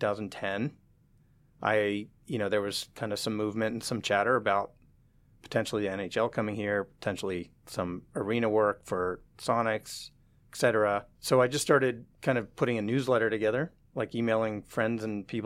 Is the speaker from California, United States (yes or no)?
yes; San Francisco, California, United States; moved away as an adult; also born or lived in Reno, Nevada; now in Seattle, United States; I grew up in San Francisco